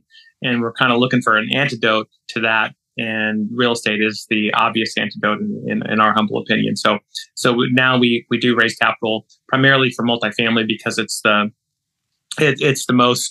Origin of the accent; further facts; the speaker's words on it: Kansas City, Missouri, United States; moved away as an adult; also born or lived in Baltimore, Maryland; now in Louisville, United States; I grew up in Kansas City, son of two Indian immigrant kids, two immigrant parents, rather.